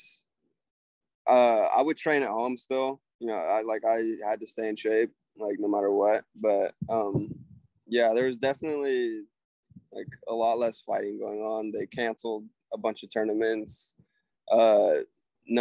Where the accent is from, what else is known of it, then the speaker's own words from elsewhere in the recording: Olathe, Kansas, United States; I'm from Olathe